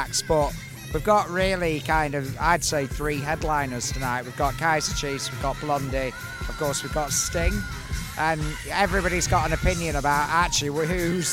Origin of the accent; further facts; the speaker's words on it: United Kingdom; we're British.